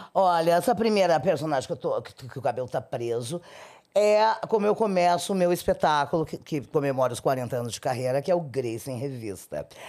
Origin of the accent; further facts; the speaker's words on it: Rio Grande, Rio Grande do Sul, Brazil; moved away; Eu, eu sou de Rio Grande, é no Rio Grande do Sul. É, a minha cidade fica no litoral, no extremo sul